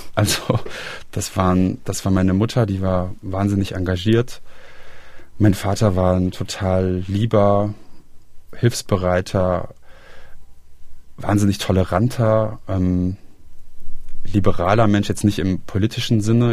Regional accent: Aachen, North Rhine-Westphalia, Germany; moved away as an adult; also born or lived in Halle (Saale) / Berlin / Braunschweig; now in Bonn, Germany; ich komme ursprünglich auch aus dem Rheinland, also aus der Region, aus der Stadt Aachen

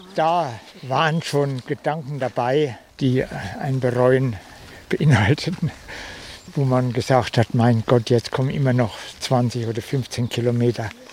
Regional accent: Thuringia, Germany; moved away as an adult; now in Magdeburg, Germany; ich bin Thüringer

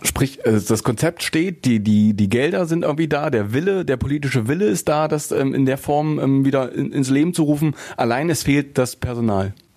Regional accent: Stendal, Saxony-Anhalt, Germany; also born or lived in Magdeburg; wenn wir hier schon in Stendal sind mit unserem Radio Radioprogramm in meiner alten Heimat

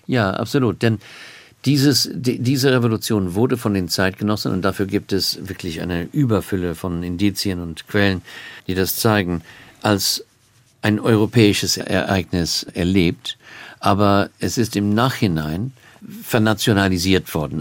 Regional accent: Australia; German is a second language; now in Cambridge, United Kingdom; ich komme aus Australien

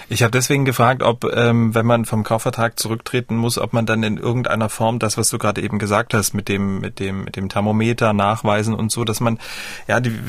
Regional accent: Dresden, Saxony, Germany; Ich komme ja ähm, aus Dresden

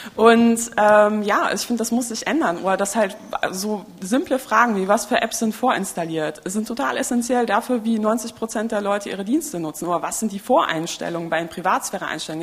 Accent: Poland; moved away; Ich bin in Polen geboren

